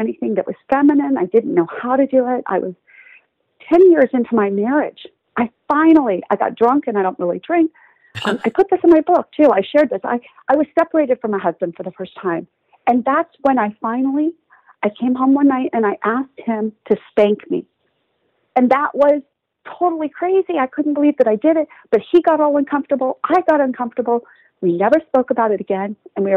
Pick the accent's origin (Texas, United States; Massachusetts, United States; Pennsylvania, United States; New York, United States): Texas, United States; I grew up in Texas